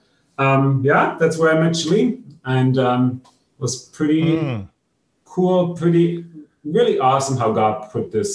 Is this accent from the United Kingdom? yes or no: no; Germany; now in Israel; I'm from Germany originally